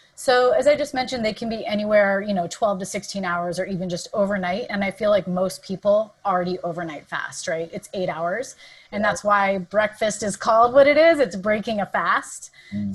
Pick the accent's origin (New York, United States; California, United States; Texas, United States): California, United States; Southern; moved away as an adult; also born or lived in San Diego / Santa Barbara / San Francisco; now in San Francisco Bay Area, United States; Southern California is where I was born and raised